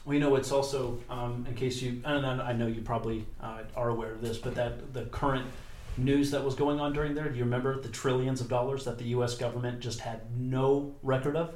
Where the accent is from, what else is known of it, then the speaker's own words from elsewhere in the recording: United States; We are the American people.